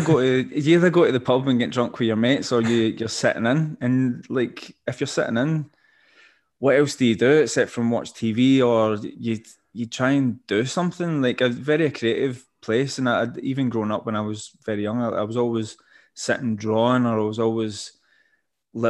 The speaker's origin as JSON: {"language": "English", "town": "Paisley", "region": "Scotland", "country": "United Kingdom", "tie": "born or raised there", "said": "growing up in Paisley"}